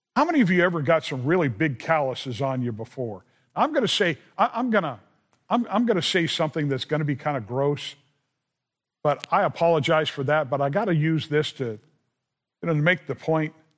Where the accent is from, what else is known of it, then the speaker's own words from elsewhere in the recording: Southern California, United States; I grew up in Southern California